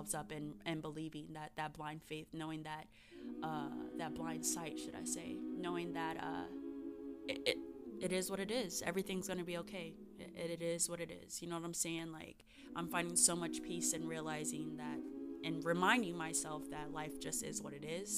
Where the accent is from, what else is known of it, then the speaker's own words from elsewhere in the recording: Arizona, United States; Arizona's always going to be my home state